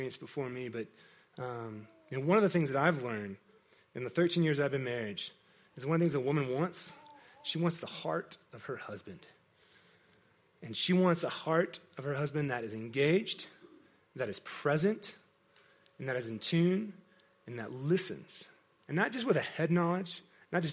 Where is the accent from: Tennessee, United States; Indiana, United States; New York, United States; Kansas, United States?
Kansas, United States; I grew up in Kansas, in a very agricultural environment